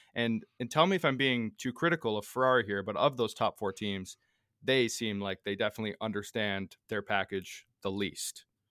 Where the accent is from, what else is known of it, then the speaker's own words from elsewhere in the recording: Canada; us being Canadian